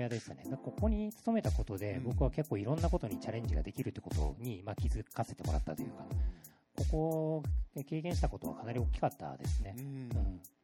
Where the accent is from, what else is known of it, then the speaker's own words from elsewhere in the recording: Wakayama, Japan; moved away as an adult; also born or lived in Kishiwada, Osaka / Osaka; now in Tokyo, Japan; 元々生まれは大阪の岸和田です。で、岸和田で生まれて